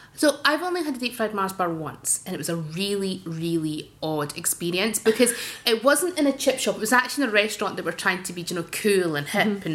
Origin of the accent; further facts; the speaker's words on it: Dundee, Scotland, United Kingdom; when I was growing up in Dundee in the 80s